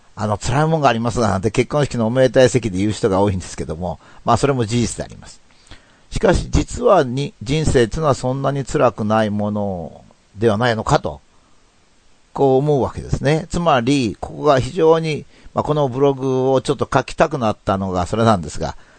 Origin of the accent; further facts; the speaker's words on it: Japan; そういう国に、まあ自分は偶然に生まれた